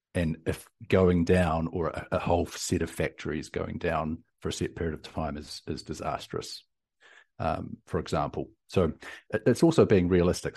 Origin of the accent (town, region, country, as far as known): New Zealand; now in Austin, United States